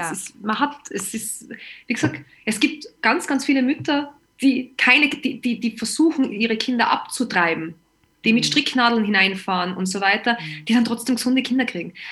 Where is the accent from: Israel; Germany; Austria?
Austria; Ich bin aus Österreich und äh, bei uns gab es dann natürlich auch den Lockdown